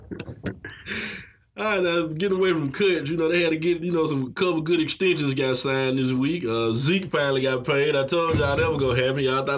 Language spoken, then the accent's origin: English; Brighton, Alabama, United States; my hometown, Brighton, Alabama